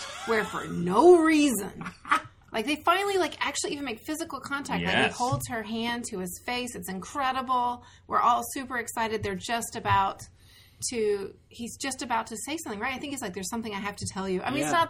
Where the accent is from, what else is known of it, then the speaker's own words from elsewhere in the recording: Memphis, Tennessee, United States; growing up in Memphis, Tennessee